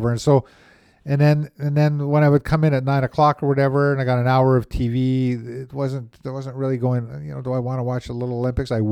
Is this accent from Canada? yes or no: yes; Winnipeg, Manitoba, Canada; Apparently, I grew up in Saint Vital.